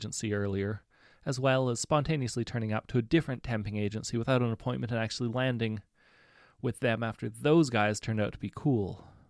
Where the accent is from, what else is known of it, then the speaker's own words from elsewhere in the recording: Germany; I am, in fact, a tall German trans girl.